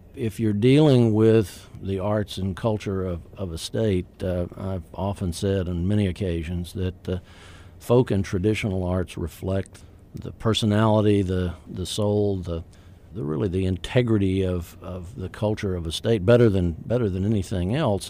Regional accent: Troy, Alabama, United States; moved away as an adult; also born or lived in Tallahassee, Florida; My hometown is, uh, Troy, Alabama, in the wiregrass part of Alabama

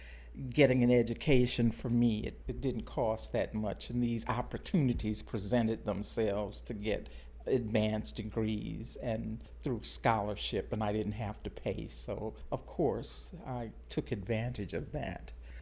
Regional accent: Baton Rouge, Louisiana, United States; I was born in Baton Rouge and a very simple childhood.

